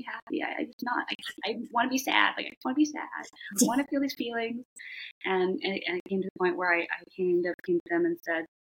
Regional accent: United States; also born or lived in Shanghai, China; I'm American. I grew up here

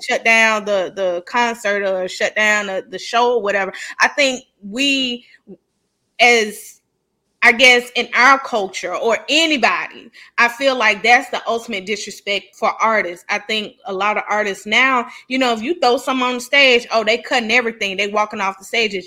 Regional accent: the South, United States; growing up in the South

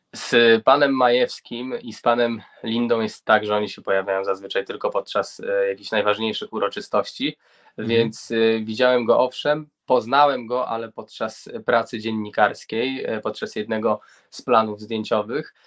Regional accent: Grudziądz, Kuyavian-Pomeranian Voivodeship, Poland; ja pochodzę z Gruziądza, z Kujaw i Pomorza

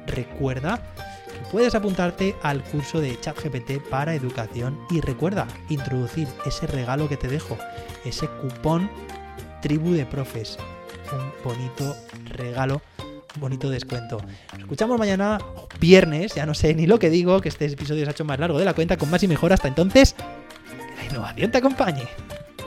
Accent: Alicante, Valencian Community, Spain; soy alicantina

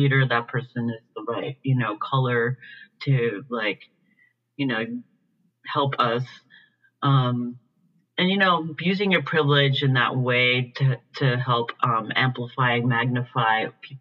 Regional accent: Puerto Rico; now in San Francisco, United States; I grew up in Puerto Rico. from like basically a middle class background, in a suburb, you know, of San Juan.

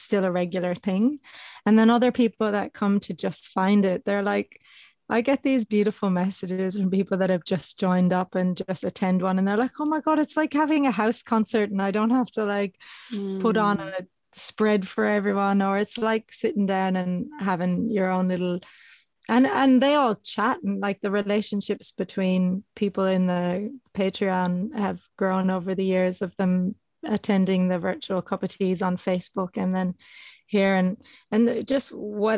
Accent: Ireland; now in Australia; I'm Irish, but I'm abroad

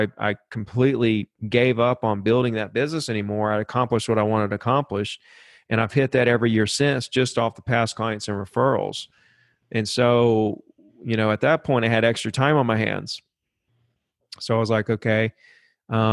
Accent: Alabama, United States; I grew up here in Alabama

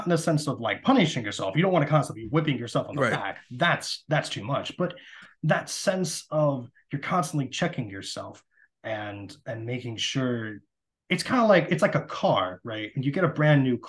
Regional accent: California, United States; And I grew up in California

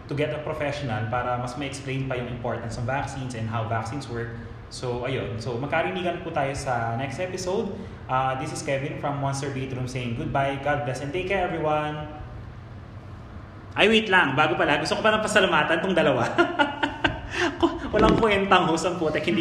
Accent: Philippines; also born or lived in Taguig; Kasi pure Filipino ako.

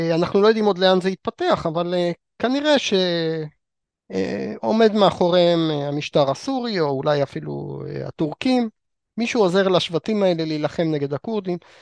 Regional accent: Israel; אותנו כישראלים

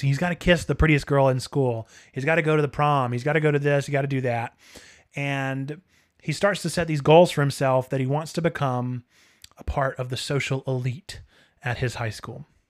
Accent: United States; as American consumers

